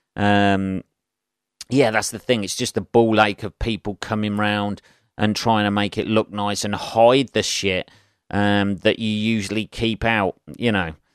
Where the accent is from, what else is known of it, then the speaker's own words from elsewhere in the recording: Northampton, East Midlands, United Kingdom; Having lived in Northampton all my life, various places in Northampton, grew up the other side of town